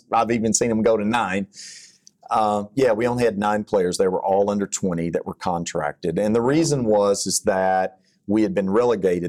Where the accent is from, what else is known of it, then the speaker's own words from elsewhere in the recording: Texas, United States; accent: Texas; my Texas accent